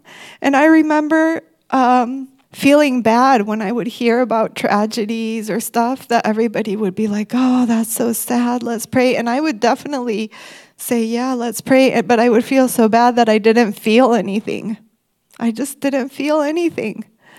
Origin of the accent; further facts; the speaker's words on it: Mexico; also born or lived in Michigan, United States; When I was one, we moved from Michigan to Mexico. And I think that was a cultural shock for me.